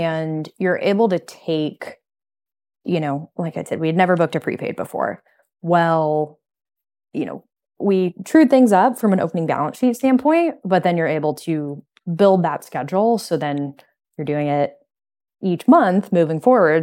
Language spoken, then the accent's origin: English; Midwest, United States; moved away as an adult; now in Chicago, United States; we're from the Midwest originally